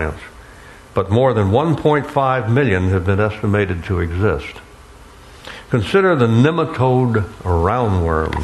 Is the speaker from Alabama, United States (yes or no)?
yes; Alabama, United States; also born or lived in Florida; growing up on the Gulf Coast of Alabama and the Florida Peninsula